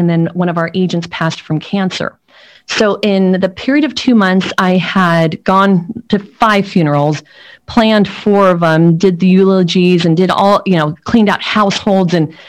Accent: Mexico City, Mexico; born there; I was born in Mexico City, but it's not my first language.

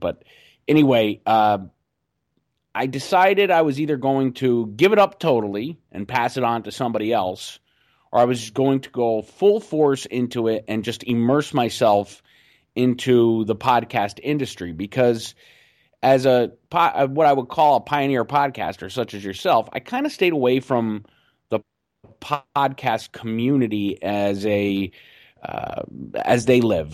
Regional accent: Scranton, Pennsylvania, United States; I'm from Scranton, Pennsylvania

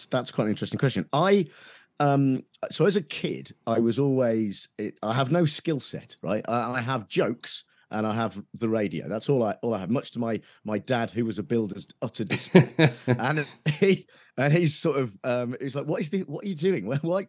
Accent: Nuneaton, West Midlands, United Kingdom; so I grew up in Nuneaton, right in the West Midlands. And while it's not quite Birmingham, there's a sort of Birmingham edge to that accent in Nuneaton, right? So my folks are still there and they still sort of have it.

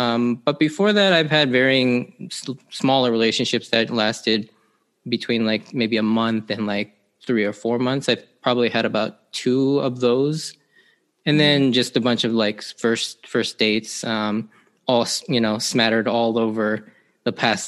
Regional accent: Seattle, Washington, United States; Yeah, so I am an Asian American male, Japanese to be specific. I grew up here in the Seattle area pretty much my entire life.

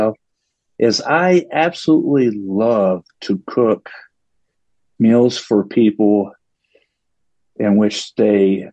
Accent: Paris, Texas, United States; moved away; I grew up in Northeast Texas, and pretty impoverished situation

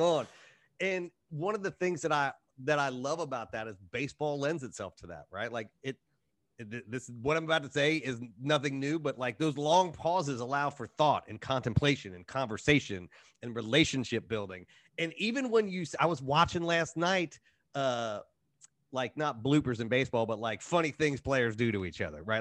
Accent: Cincinnati, Ohio, United States; moved away; my hometown baseball team

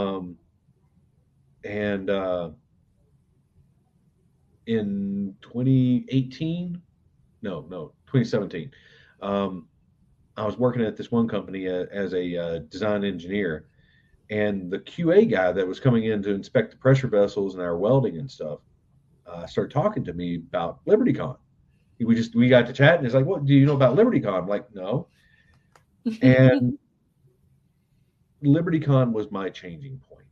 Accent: Southern West Virginia, United States; moved away as an adult; I grew up in Southern West Virginia

